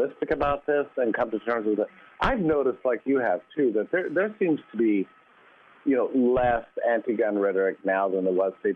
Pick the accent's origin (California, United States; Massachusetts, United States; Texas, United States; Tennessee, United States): Texas, United States; I was raised in a gun family, I'm from Texas